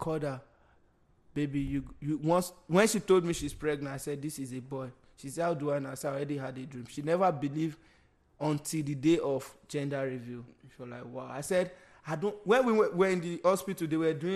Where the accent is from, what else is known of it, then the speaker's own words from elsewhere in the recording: Nigeria; now in United States; we are Nigerian, we live in America